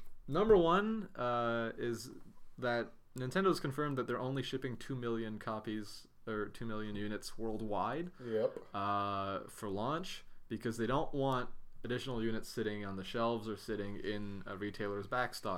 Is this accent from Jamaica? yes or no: no; Canada; we're Canadian